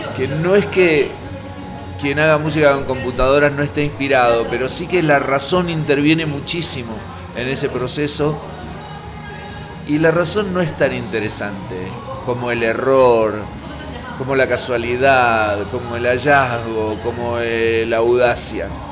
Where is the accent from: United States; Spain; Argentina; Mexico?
Argentina; Buenos Aires Province; moved away as an adult; now in Buenos Aires, Argentina; Yo soy bonaerense. Entonces a los porteños los miro medio, aunque ahora hace años que vivo en la ciudad